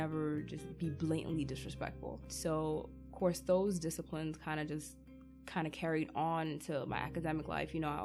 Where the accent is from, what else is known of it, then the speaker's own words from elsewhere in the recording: Livingston, New Jersey, United States; also born or lived in Newark, New Jersey; in third grade when I first moved from Newark, New Jersey to Livingston, New Jersey. Growing up in Newark